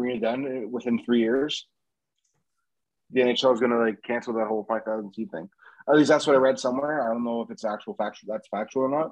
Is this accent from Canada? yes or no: yes; Canada; I'm a Canadian